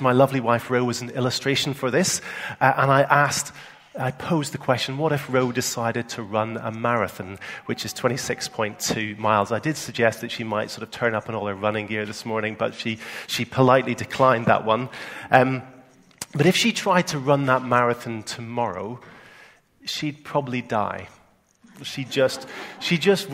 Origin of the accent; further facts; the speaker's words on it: Northern Ireland, United Kingdom; accent: Northern Ireland; moved away; my Northern Ireland accent